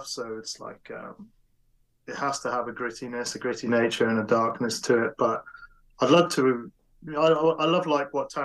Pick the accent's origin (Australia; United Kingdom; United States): United Kingdom; I'm British